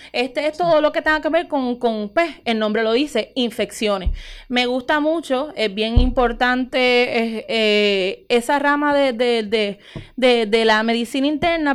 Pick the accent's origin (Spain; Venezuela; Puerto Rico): Puerto Rico; Utuado; moved away as an adult; also born or lived in Mayagüez; soy de aquí, nacida y criada en Utuado